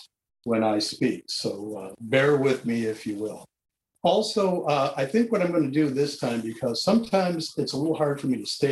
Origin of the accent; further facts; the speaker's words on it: San Diego, California, United States; I was born in San Diego, California in 1945 to a non-religious Jewish family who didn't drink